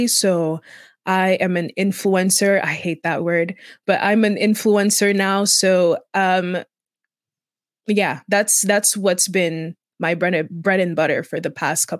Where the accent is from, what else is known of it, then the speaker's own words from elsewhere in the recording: Equatorial Guinea; Equatorial Guinea. I'm from Equatorial Guinea. That's the only African country that has Spanish as an official language.